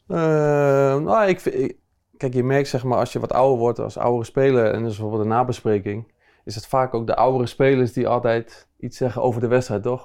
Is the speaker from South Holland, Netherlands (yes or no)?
yes; Rotterdam, South Holland, Netherlands; ik kom uit Rotterdam, dus eh, dan groei je gewoon op met, met Feyenoord